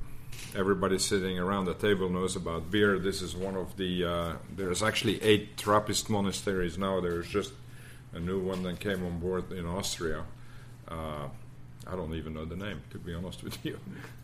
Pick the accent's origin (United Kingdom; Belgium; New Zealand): Belgium; Leuven, Flanders; moved away as an adult; also born or lived in Austin, Texas; now in United States; my hometown is Leuven, where Stella Artois is brewed, great university town, great party town.